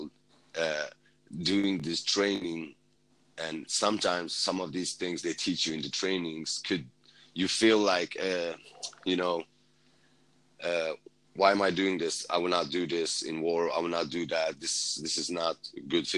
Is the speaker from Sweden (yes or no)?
yes; Sweden; moved away as an adult; as a Kurd, you know, I did this whole journey, you know, coming from, you know, growing up in Sweden